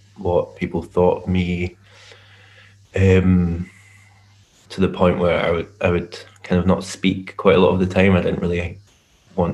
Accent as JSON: {"language": "English", "town": "Glasgow", "region": "Scotland", "country": "United Kingdom", "said": "I'm from Glasgow in Scotland, and that's where I live"}